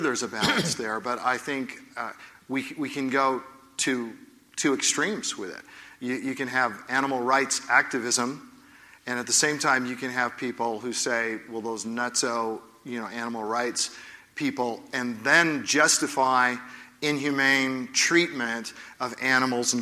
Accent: Oregon, United States; I'm from Oregon

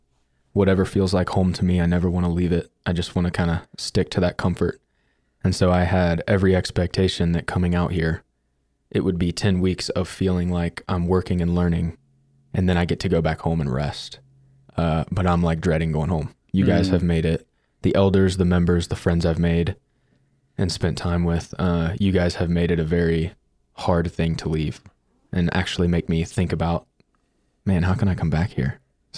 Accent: Alexandria, Kentucky, United States; Alexandria, Kentucky.

